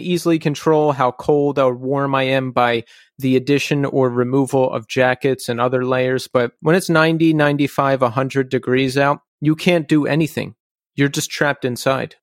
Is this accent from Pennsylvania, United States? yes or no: yes; Philadelphia, Pennsylvania, United States; now in New York City, United States; I'm originally from the Philadelphia area